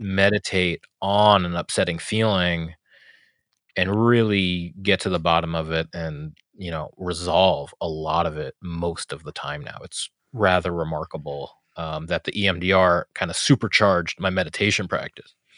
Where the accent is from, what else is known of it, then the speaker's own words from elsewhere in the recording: New York City, New York, United States; I grew up in New York City